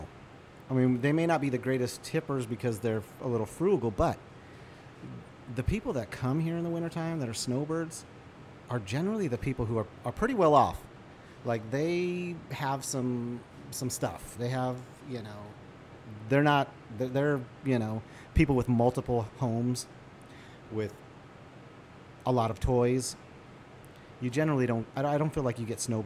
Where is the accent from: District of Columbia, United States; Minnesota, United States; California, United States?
California, United States; Southern; now in Lake Havasu City, United States; for us, it's small town because we're from Southern California.